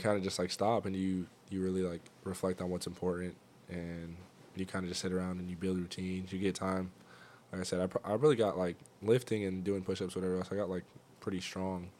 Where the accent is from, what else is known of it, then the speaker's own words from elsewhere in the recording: Fresno, California, United States; also born or lived in Nebraska; I'm from Fresno, California.